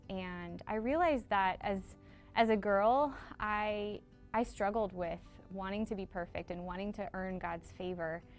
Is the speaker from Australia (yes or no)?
no; Philippines; also born or lived in Papua New Guinea; I grew up in the Philippines and in Papua New Guinea.